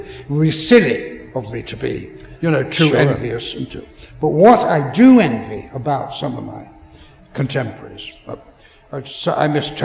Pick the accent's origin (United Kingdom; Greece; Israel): United Kingdom; England; as an Englishman